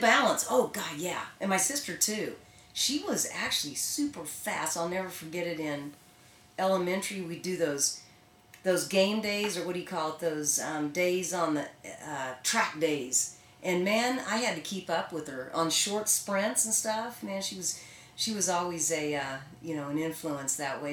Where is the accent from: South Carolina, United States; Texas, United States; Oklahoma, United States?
Oklahoma, United States; Bartlesville; I grew up in Bartlesville, Oklahoma